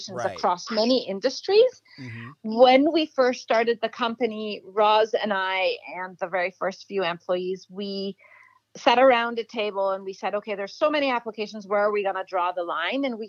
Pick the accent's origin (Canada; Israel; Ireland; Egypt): Egypt; moved away as an adult; also born or lived in Cambridge, United Kingdom; now in United States; I grew up in Egypt